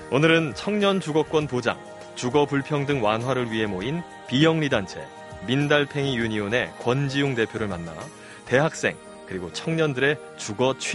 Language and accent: Korean; Busan, South Korea; moved away as an adult; now in Seoul, South Korea; 부산에서 올라왔습니다. 부산에서 네.